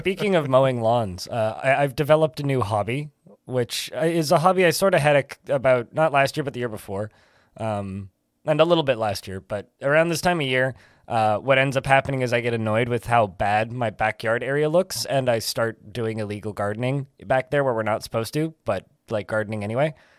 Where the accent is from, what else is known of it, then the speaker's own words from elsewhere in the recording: Canada; I'm Canadian.